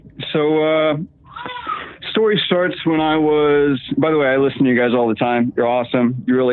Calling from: Virginia, United States; I'm calling from Virginia, sitting here with my wife.

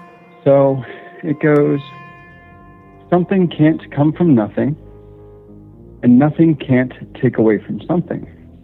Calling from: Central Virginia, United States; calling from Central Virginia.

